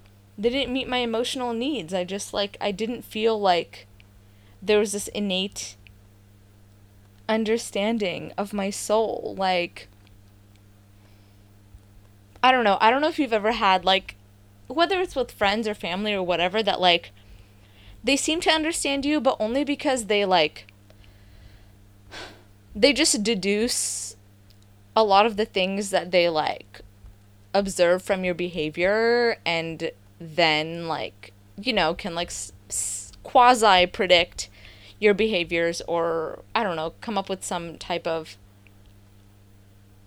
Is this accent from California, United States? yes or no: yes; the Bay Area, California, United States; I grew up in the Bay